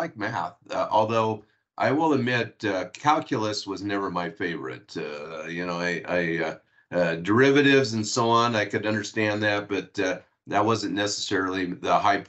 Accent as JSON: {"language": "English", "region": "Washington", "country": "United States", "tie": "born or raised there", "said": "out in my area where I grew up in Washington State."}